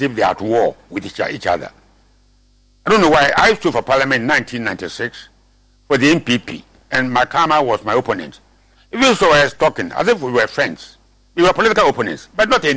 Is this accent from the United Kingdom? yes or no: no; Winneba, Central Region, Ghana; I'm not Agunan chap. I'm from Winneba